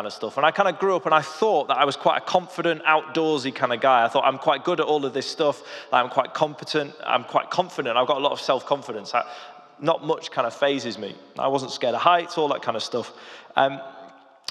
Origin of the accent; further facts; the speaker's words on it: the Lake District, North West England, United Kingdom; moved away; also born or lived in London; I grew up in the Lake District